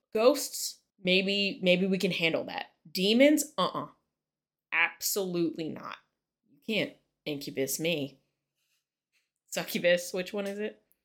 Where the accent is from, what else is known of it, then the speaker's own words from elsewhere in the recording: West Virginia, United States; I'm Appalachian and I am proud